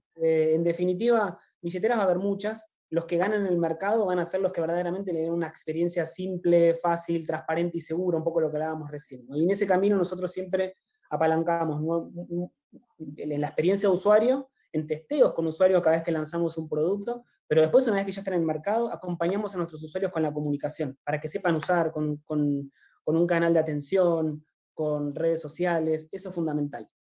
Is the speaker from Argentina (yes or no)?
yes; Argentina; yo soy argentino